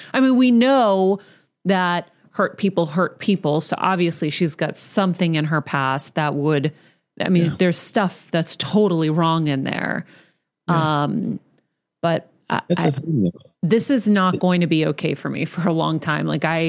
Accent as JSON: {"language": "English", "town": "Martinez", "region": "California", "country": "United States", "tie": "born or raised there", "said": "I was born in Martinez."}